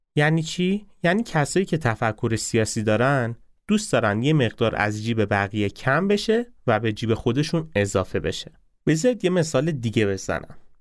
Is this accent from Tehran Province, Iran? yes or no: no; Isfahan, Iran; با شهر خودم شروع کنم به اسمهانیا چی میگن